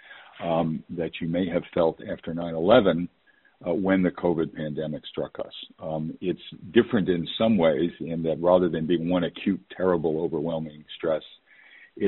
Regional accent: New York, United States; moved away; also born or lived in West Coast; I was born and raised in New York

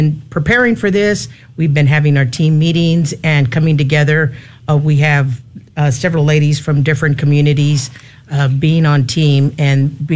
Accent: San Antonio, Texas, United States; I was born and raised here in San Antonio

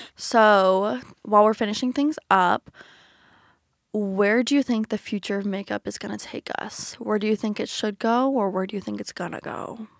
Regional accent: the South, Georgia, United States; moved away as an adult; now in Philadelphia, United States; growing up in the South

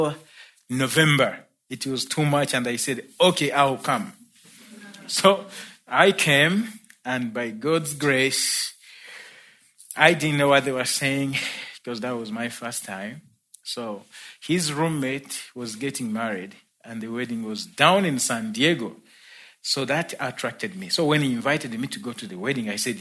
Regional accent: Uganda; moved away as an adult; now in United States; I was born in Uganda in East Africa

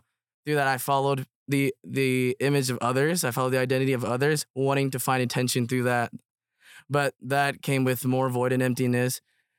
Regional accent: United States; also born or lived in Myanmar; So I was born in Burma. And then we moved to the United States when I was around 5, is when I started kindergarten.

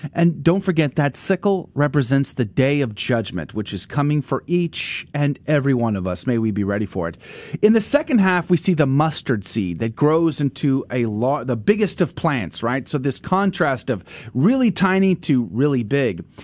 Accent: San Antonio area, Texas, United States; grew up uh, in that part of the, the world. I went to Judson High oh, School

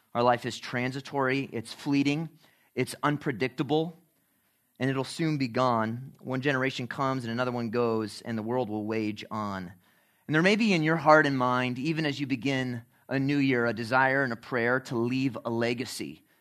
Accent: Chicago, Illinois, United States; when I was growing up in Chicago

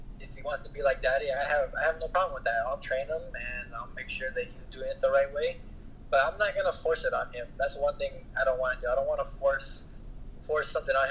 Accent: San Jose, California, United States; moved away; I'm from San Jose, California, originally, so I'm a city boy, too.

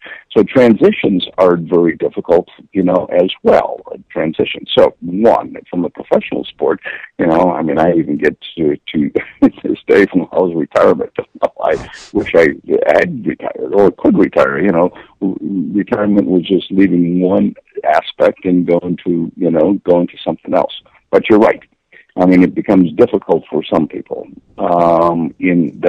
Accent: Midwest, United States; I'm from the Midwest. I'm a blue-collar kid.

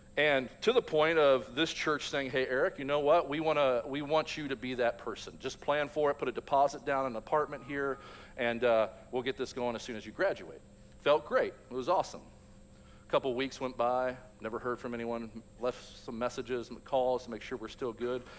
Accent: Louisville, Kentucky, United States; I grew up in Louisville, Kentucky

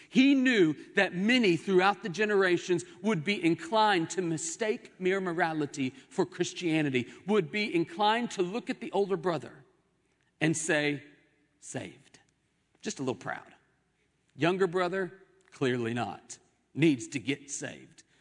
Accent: Oklahoma City, Oklahoma, United States; Growing up in Oklahoma City, my home

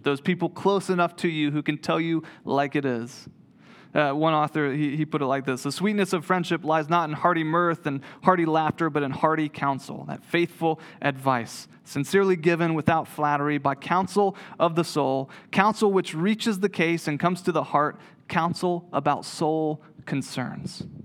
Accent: Waynesville, North Carolina, United States; moved away as an adult; also born or lived in Greensboro, North Carolina; grew up in Waynesville

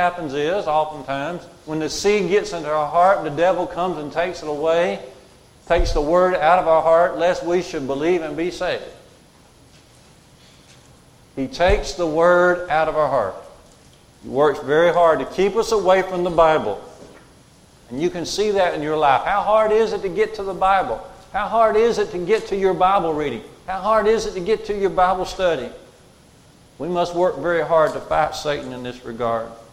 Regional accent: Curry, Alabama, United States; I grew up at Curry near Smith Lake

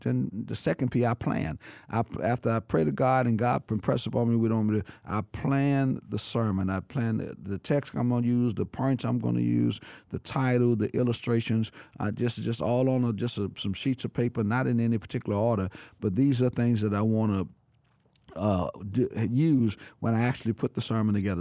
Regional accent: New Orleans, Louisiana, United States; I born and raised in New Orleans, but I've been there all of my life

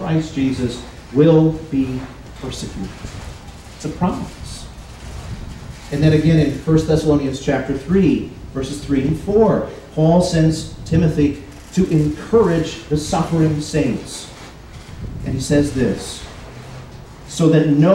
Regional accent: United States; As Americans

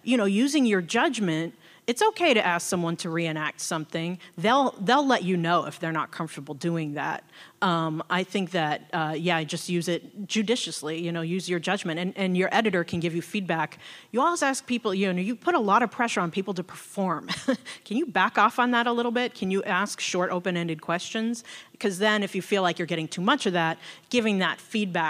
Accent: Seattle, Washington, United States; I was born and raised in Seattle.

